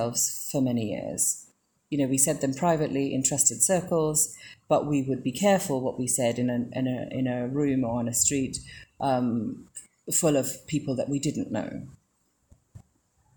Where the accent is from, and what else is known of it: Sri Lanka